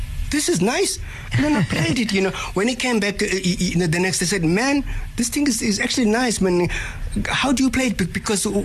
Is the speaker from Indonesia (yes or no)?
no; Cape Town, Western Cape, South Africa; moved away; my hometown, Cape Town